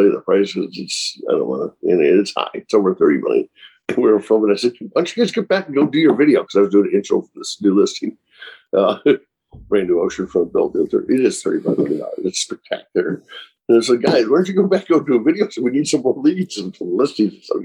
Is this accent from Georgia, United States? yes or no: no; Chicago, Illinois, United States; moved away as an adult; now in Orange County area, California, United States; I grew up in Chicago and moved out here